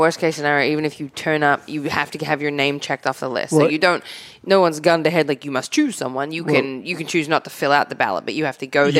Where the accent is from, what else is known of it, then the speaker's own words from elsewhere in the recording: Australia; moved away as an adult; now in United States; I'm still an Australian citizen.